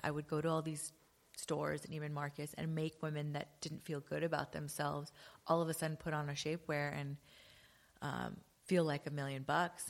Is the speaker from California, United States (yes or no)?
yes; Los Angeles, California, United States; moved away as an adult; also born or lived in London; actually born and raised in L A.